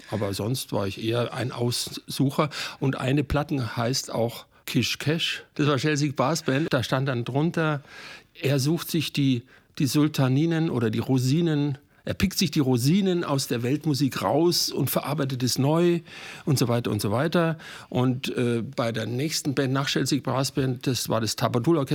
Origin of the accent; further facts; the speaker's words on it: Bavaria, Germany; now in Cologne, Germany; Also meine Mutter kommt aus Königsberg und mein Vater aus Breslau. Und ich bin am Ammersee geboren, wurde aber deutsch aufgezogen mit der deutschen Sprache.